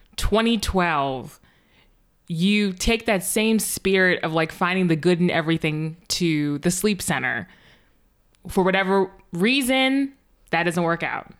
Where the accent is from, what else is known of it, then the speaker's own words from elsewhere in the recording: the North, United States; moved away as an adult; also born or lived in Virginia; now in Massachusetts, United States; I'm from the North